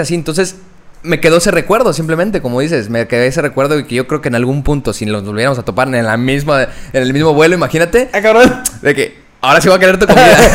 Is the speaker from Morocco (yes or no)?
no; Mexico; como buen mexicano